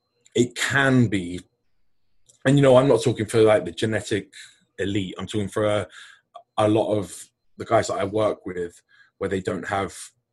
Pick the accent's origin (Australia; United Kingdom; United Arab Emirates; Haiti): United Kingdom; moved away; as a British person, right?